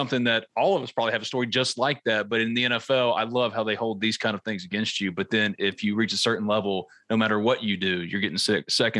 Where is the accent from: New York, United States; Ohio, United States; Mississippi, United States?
Mississippi, United States; New Albany; New Albany, Mississippi. New Albany.